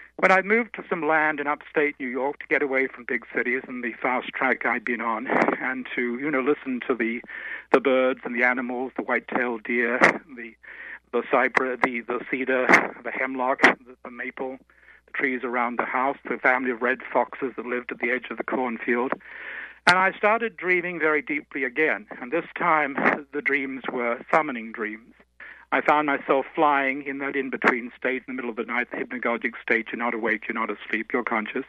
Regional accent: Australia; I'm just a boy from the bush. I'm an Aussie, as you said. So I grew up in a country with the oldest tradition

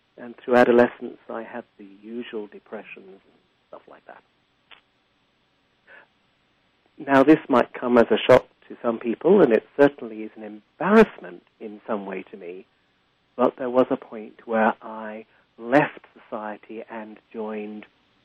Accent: England, United Kingdom; also born or lived in Africa; But in the end, my most of my childhood was in Africa and my adolescence in England.

